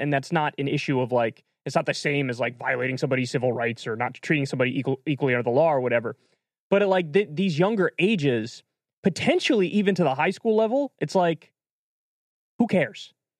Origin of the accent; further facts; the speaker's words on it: New York, United States; moved away; where I grew up in New York.